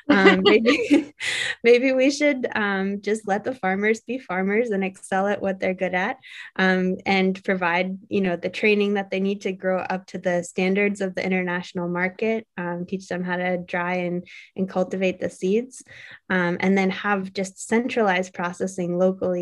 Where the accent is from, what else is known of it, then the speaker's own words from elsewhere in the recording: Cambridge, Massachusetts, United States; also born or lived in India; going back home to Cambridge